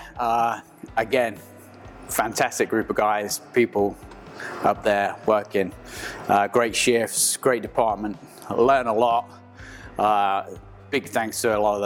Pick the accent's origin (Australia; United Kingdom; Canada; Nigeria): United Kingdom; England; moved away as an adult; now in United States; you can tell from my accent, I'm originally from England.